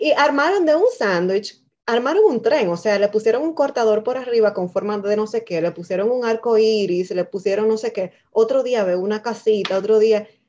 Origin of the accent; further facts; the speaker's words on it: Dominican Republic; now in Canada; Nosotras básicamente somos dos dominicanas en Canadá, madres también. Eh, inmigrantes